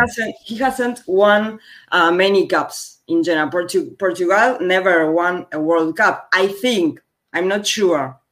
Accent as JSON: {"language": "English", "country": "Argentina", "second_language": "English", "said": "from Argentina, a country in South America"}